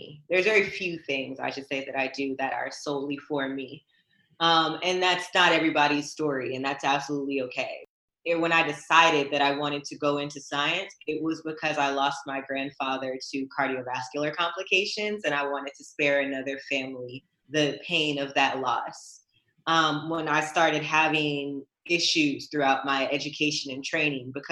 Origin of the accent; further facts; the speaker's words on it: United States; I am American, born and raised